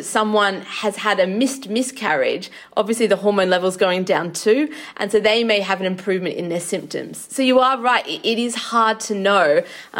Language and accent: English; Australia; now in United Kingdom; I'm from Australia